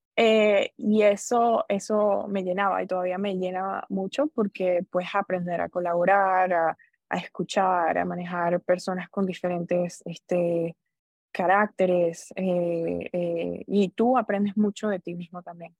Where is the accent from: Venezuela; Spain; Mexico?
Venezuela; moved away as an adult; also born or lived in Orlando, Florida; now in United States; Soy venezolana, yo me gradué de colegio, fui a la Universidad Central de Venezuela